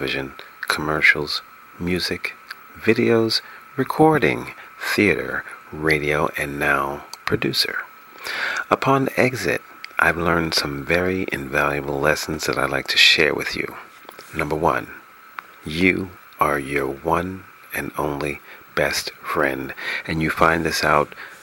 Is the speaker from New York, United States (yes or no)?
yes; New York City, New York, United States; moved away as an adult; also born or lived in Los Angeles, California; broadcasting from my hometown, New York City